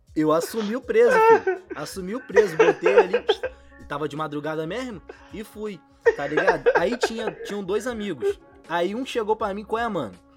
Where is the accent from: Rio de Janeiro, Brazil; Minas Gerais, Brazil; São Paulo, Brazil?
Rio de Janeiro, Brazil; São Gonçalo; eu sou de São Gonçalo, né? Do outro lado da ponte